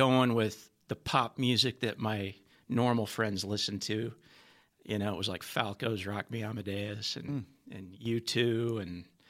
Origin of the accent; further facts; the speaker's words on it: Garland, Texas, United States; I'm from Garland, Texas.